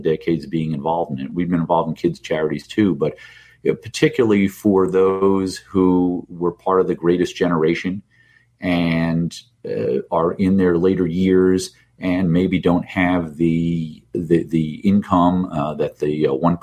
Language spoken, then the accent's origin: English; New Jersey, United States; moved away; also born or lived in New York; Rutgers University in my home state of New Jersey